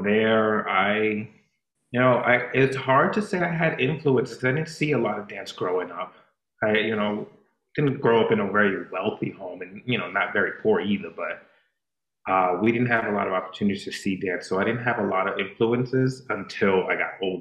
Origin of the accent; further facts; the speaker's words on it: Boston, Massachusetts, United States; now in Philadelphia, United States; I was born and raised in Boston, Massachusetts